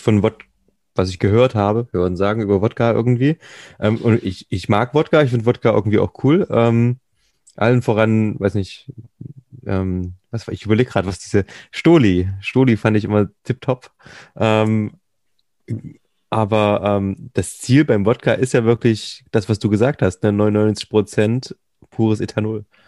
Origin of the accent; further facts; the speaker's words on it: East Germany, Germany; ich bin typischer Ossi